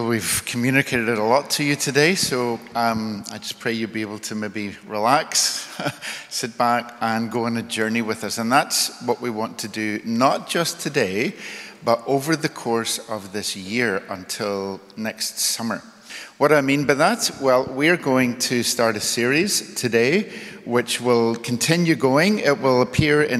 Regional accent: Belfast, Northern Ireland, United Kingdom; I was born in the 1960s in Northern Ireland in the city of Belfast.

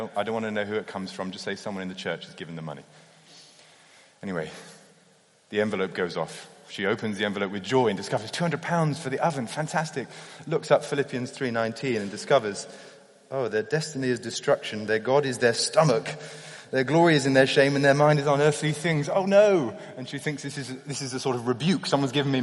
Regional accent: United Kingdom; as a Brit

